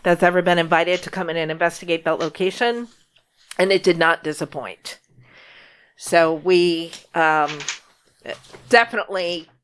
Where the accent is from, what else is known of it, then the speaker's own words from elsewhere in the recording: Holyoke, Massachusetts, United States; I was born and raised in Holyoke